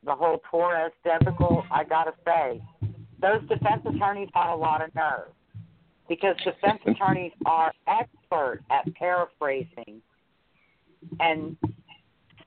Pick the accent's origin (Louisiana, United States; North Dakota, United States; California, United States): Louisiana, United States; New Orleans; I am from New Orleans